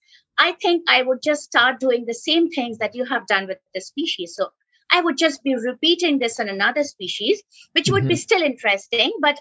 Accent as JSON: {"language": "English", "town": "Kolkata", "region": "West Bengal", "country": "India", "tie": "born or raised there", "said": "I was growing up in Kolkata"}